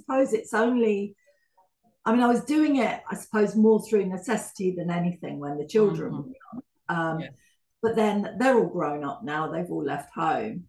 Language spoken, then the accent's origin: English; London, United Kingdom; accent: a bit London; it's a bit London, my accent